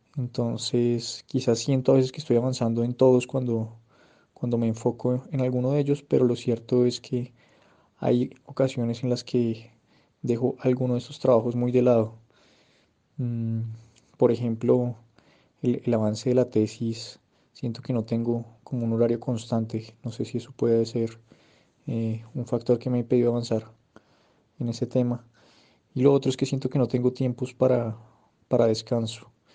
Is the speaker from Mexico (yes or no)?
no; Bogotá, Colombia; soy de Bogotá